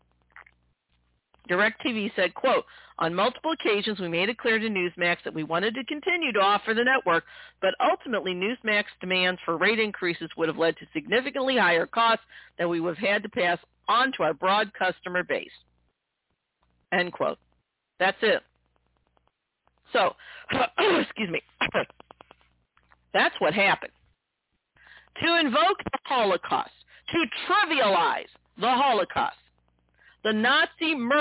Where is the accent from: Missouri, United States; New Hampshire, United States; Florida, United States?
Missouri, United States; my home state of Missouri